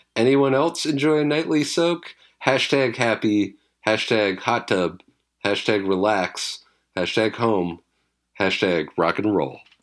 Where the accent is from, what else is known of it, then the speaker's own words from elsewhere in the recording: British Columbia, Canada; I grew up in British Columbia